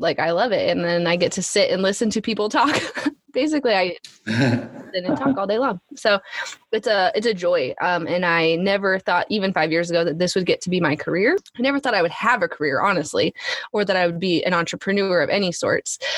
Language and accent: English; Alaska, United States; moved away; we're from Alaska.